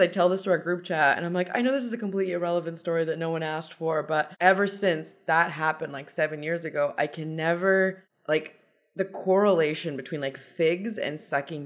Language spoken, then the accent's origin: English; Iran; I'm Persian.